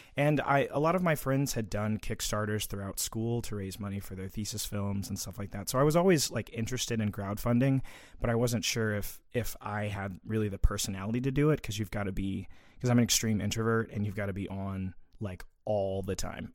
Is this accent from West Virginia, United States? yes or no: no; Little Rock, Arkansas, United States; also born or lived in Conway, Arkansas; I grew up in Little Rock, Arkansas.